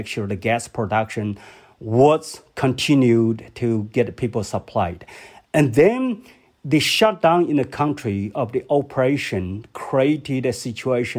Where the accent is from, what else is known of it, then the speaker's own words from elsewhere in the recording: Hubei, China; moved away; my hometown, Hubei province